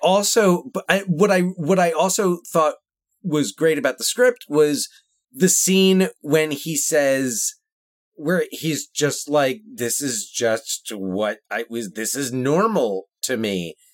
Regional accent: New Jersey, United States; we are from New Jersey.

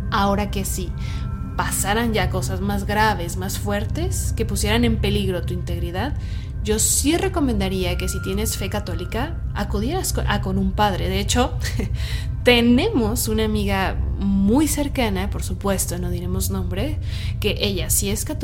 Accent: Tala, Jalisco, Mexico; Soy de Tala, Jalisco, México.

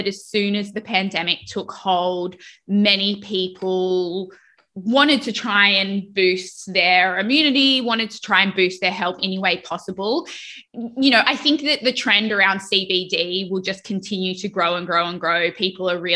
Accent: Australia; now in United States; growing up in Australia

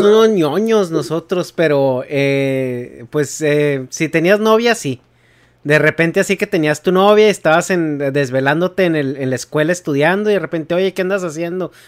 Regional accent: Chihuahua, Mexico; yo nací y crecí en Chihuahua

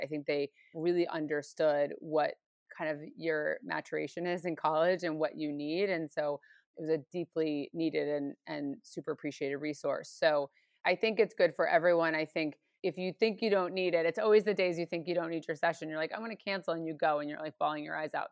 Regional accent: New York or the suburbs of New York, United States; moved away as an adult; now in Los Angeles, United States; I grew up in New York or the suburbs of New York

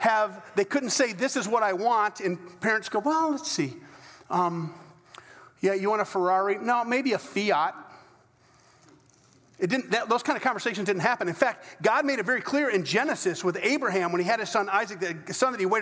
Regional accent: United States; I'm as American as they come

